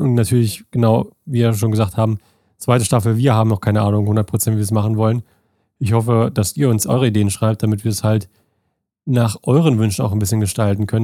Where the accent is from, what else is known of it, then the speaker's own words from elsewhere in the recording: Germany; moved away as an adult; now in United States; ist es immer noch mein Home, also mein, mein, mein Point of Origin, da wo ich herkomme. Weil da bin ich ja groß geworden, meine ersten 18 Jahre